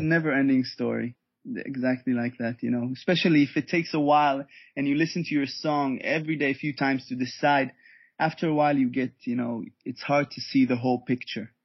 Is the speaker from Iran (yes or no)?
no; Israel; also born or lived in Germany; I was born and raised in Israel